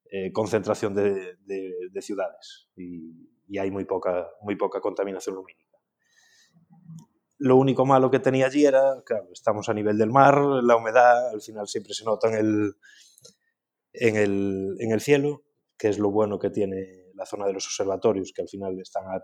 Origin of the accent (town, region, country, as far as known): Galicia, Spain; now in Ares, Spain